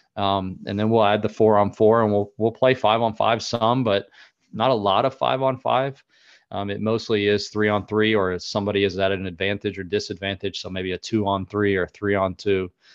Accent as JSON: {"language": "English", "region": "North Carolina", "country": "United States", "tie": "born or raised there", "said": "where I was from North Carolina"}